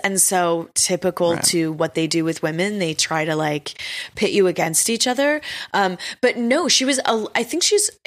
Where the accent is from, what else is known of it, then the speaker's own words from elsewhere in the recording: Texas, United States; I'm from Texas